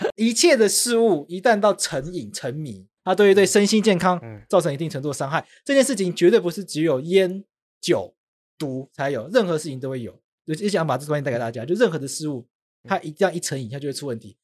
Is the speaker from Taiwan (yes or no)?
yes; Taipei, Taiwan; also born or lived in Taitung; 我在台北长大